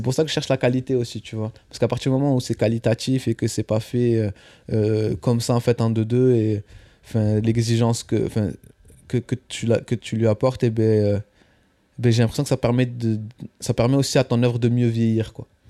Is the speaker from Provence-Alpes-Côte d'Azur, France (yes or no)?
no; Albias, Occitania, France; moved away as an adult; now in Paris, France; je viens du sud-ouest de la France, dans un petit village près de Toulouse qui s'appelle Albias